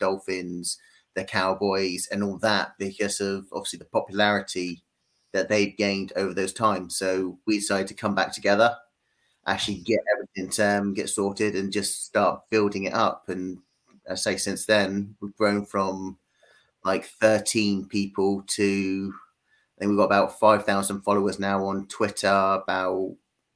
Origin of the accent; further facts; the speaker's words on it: London, United Kingdom; now in Poole, United Kingdom; originally I was born actually in London, in the east end of London, but now I live down on the very sunny south coast.